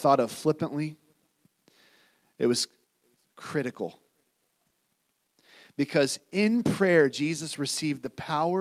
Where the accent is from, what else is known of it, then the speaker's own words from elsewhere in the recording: United States; I'm an American